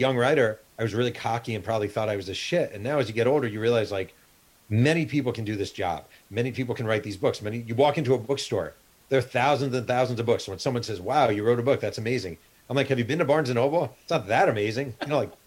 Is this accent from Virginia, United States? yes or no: no; Mahopac, New York, United States; moved away as an adult; also born or lived in New Rochelle, New York; now in California, United States; I grew up in New York.